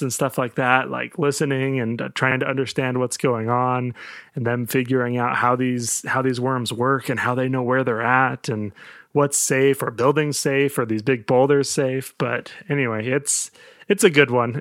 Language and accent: English; United States; I'm American